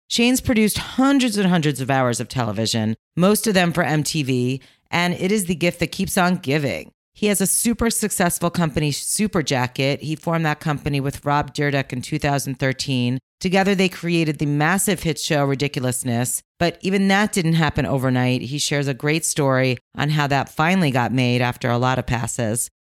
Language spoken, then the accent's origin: English; New York, United States; moved away; also born or lived in Maine; When I'm in New York, I'm from New York